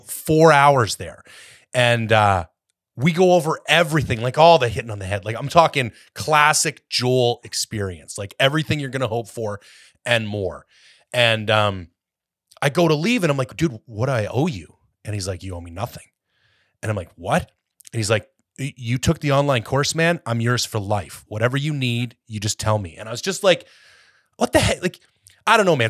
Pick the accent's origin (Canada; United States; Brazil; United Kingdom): Canada; also born or lived in Ontario; now in British Columbia, Canada; as a Canadian